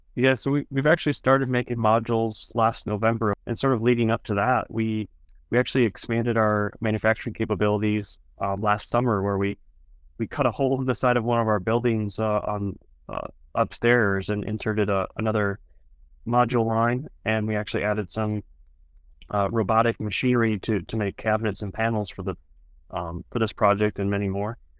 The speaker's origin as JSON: {"language": "English", "region": "South Dakota", "country": "United States", "tie": "born or raised there", "said": "growing up in South Dakota"}